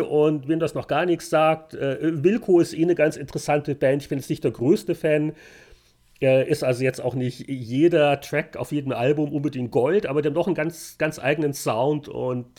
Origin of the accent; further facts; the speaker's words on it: Bavaria, Germany; now in Victoria; bei uns in Bayern